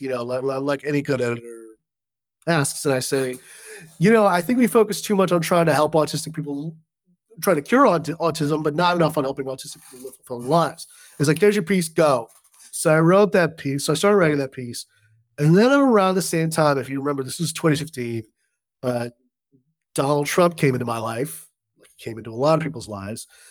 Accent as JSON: {"language": "English", "region": "Southern California", "country": "United States", "tie": "born or raised there", "said": "I grew up in Southern California"}